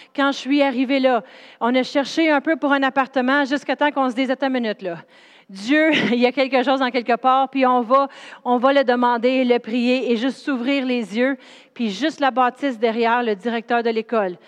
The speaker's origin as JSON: {"language": "French", "town": "Drummondville", "region": "Quebec", "country": "Canada", "also_born_or_lived": "Sherbrooke", "moved": "yes", "said": "je viens de Drummondville, c'est une ville où ce qui a rien"}